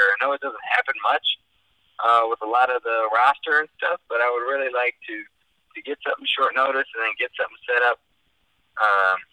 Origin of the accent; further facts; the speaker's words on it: Chicago, Illinois, United States; I'm from Chicago.